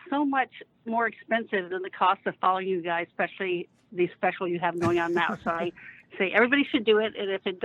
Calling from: Laguna Beach, California, United States; it's from Laguna Beach.

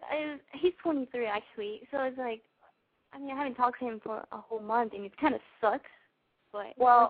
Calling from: Orlando, Florida, United States; I'm 20 years old, and I'm calling from Orlando, Florida.

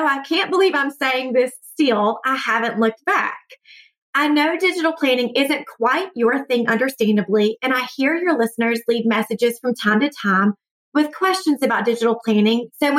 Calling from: Atlanta, Georgia, United States; from Atlanta, and I love your podcast.

